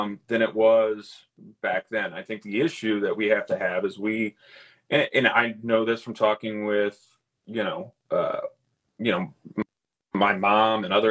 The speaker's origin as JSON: {"language": "English", "town": "Lee's Summit", "region": "Missouri", "country": "United States", "tie": "born or raised there", "also_born_or_lived": "Kansas City, Missouri / St. Louis, Missouri", "moved": "as an adult", "lives_now": "Wentzville, United States", "said": "I grew up in Lee Summit, which is south, you know, suburb of Kansas City"}